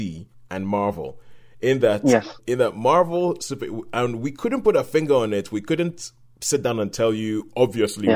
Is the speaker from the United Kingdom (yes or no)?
no; Nigeria; as a kid, we growing up in Nigeria, we didn't get that many comic books